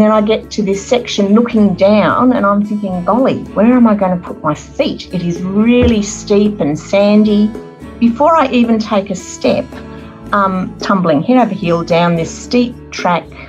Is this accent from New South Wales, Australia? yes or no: yes; Sydney, New South Wales, Australia; I was born in Sydney at Royal North Shore Hospital, actually, in St. Leonard's, and I grew up in Sydney with my parents